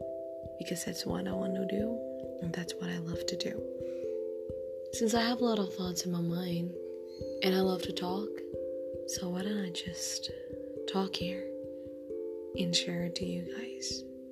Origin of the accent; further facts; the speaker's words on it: Indonesia; I'm from Indonesia.